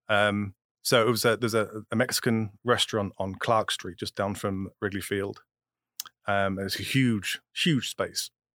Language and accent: English; England, United Kingdom; now in United States; I'm still English